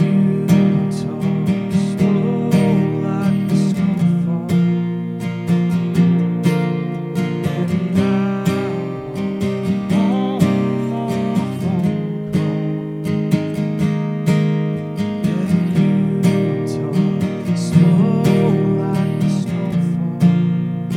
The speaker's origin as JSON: {"language": "English", "town": "Woodstock", "region": "Alabama", "country": "United States", "tie": "born or raised there", "said": "I grew up in Woodstock, Alabama, a.k.a. Shittown, Alabama"}